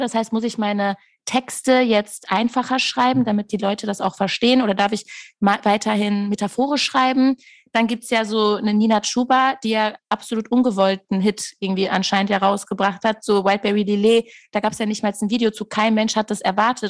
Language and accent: German; Castrop-Rauxel, North Rhine-Westphalia, Germany; Ich komme wirklich aus Castrop Rauxel.